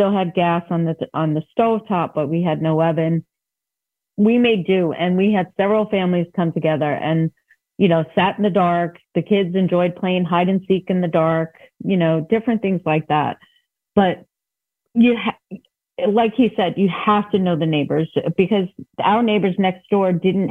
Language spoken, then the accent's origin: English; New York, United States; I am from New York, so I may have some New York terminology